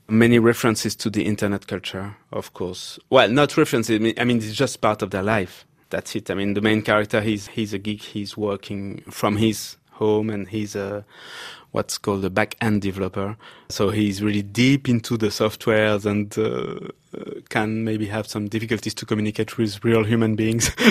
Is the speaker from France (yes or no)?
yes; Paris, Île-de-France, France; I had been growing up in Paris in a very leftist environment.